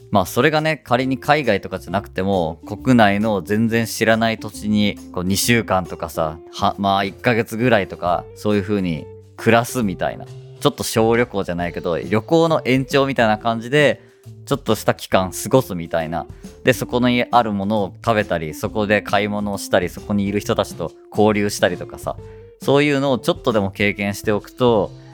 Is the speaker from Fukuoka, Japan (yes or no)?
yes; Fukuoka, Japan; moved away as an adult; now in Ibaraki, Japan; 私はね、あの、地元は福岡で、今、茨城に移住してきて